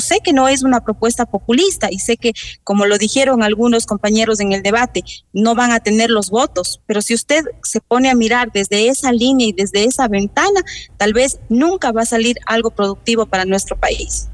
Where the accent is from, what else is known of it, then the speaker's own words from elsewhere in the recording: Ecuador; como ecuatorianos